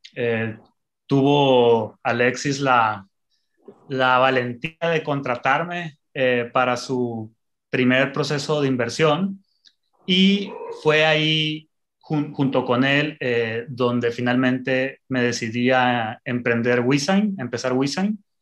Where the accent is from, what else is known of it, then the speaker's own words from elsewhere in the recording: Mexico; Yo nací en el corazón agrícola de México